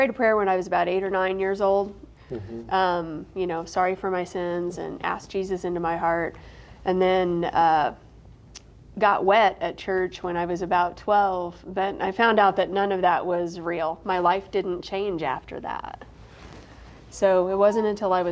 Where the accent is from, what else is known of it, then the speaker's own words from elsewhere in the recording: Centralia, Illinois, United States; It's called Centralia, about an hour from St. Louis. That's where I grew up